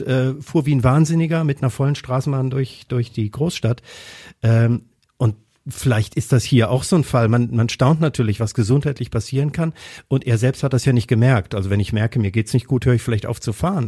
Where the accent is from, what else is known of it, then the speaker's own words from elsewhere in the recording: Kassel, Hesse, Germany; now in Essen, Germany; in meiner Heimatstadt, in Kassel ursprünglich bin ich da geboren